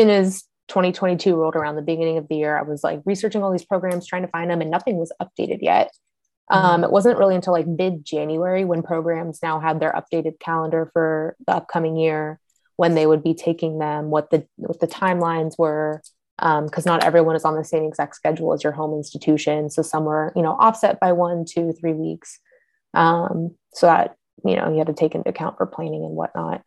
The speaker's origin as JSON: {"language": "English", "region": "California", "country": "United States", "moved": "yes", "lives_now": "Cincinnati, United States", "said": "I'm from California"}